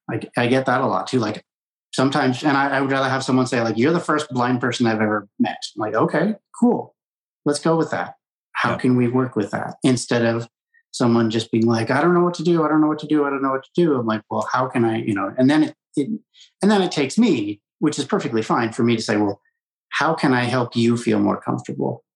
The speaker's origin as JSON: {"language": "English", "region": "Colorado", "country": "United States", "tie": "born or raised there", "said": "I grew up in Colorado in mainstream public schools, K through 12."}